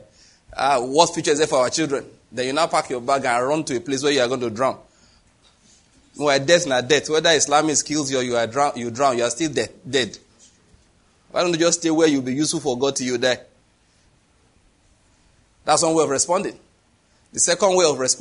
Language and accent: English; Nigeria; I'm Nigerian